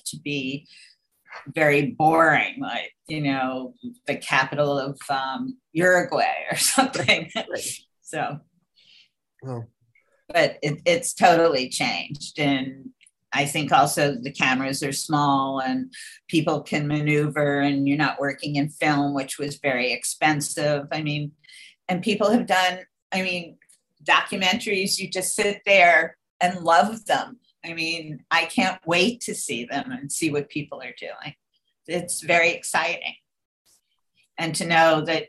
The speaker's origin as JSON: {"language": "English", "town": "Scarsdale", "region": "New York", "country": "United States", "tie": "born or raised there", "said": "I grew up in Scarsdale, New York, which was, you know, a very relatively safe place."}